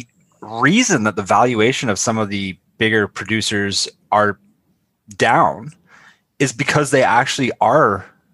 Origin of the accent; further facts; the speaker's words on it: Canada; As a Canadian